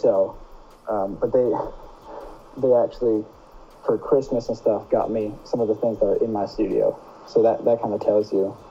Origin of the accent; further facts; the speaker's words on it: North Carolina, United States; I'm 19 from North Carolina